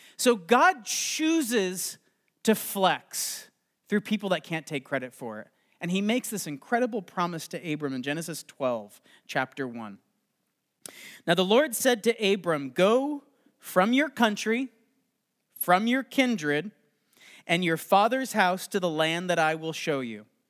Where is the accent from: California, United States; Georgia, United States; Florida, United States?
California, United States; Los Angeles; I am from Los Angeles